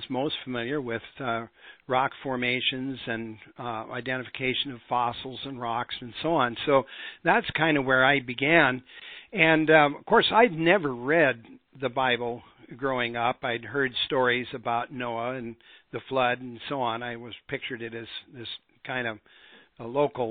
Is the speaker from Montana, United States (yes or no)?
yes; Montana, United States; I grew up in Montana, and that's a rock hound's paradise.